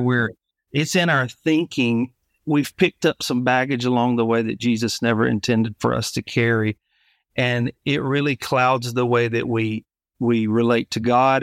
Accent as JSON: {"language": "English", "region": "Alabama", "country": "United States", "tie": "born or raised there", "moved": "as an adult", "lives_now": "Savannah, United States", "said": "I grew up in Alabama originally. In two thousand seventeen, we moved to Savannah, Georgia"}